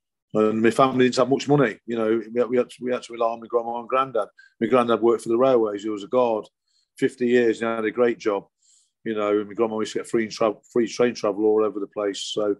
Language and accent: English; Nottingham, East Midlands, United Kingdom; I would say terraced houses and cobbled streets in old inner city of Nottingham, in Slenton, where I was born. Got my own granddad living on the street next to me. Cobbled streets and terraced houses, rows and rows of them, in the inner city of Nottingham.